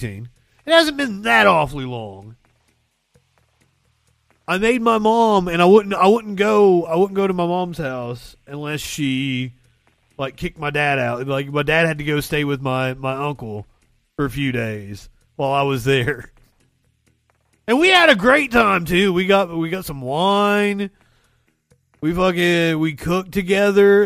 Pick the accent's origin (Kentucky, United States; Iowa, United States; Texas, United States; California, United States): Kentucky, United States; I am from Kentucky